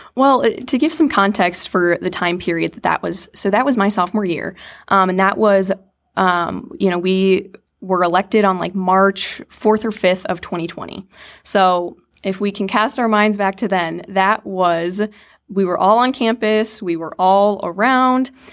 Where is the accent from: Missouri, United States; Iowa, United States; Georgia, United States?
Iowa, United States; Lake Mills; I was born and raised in Iowa, Lake Mills, Iowa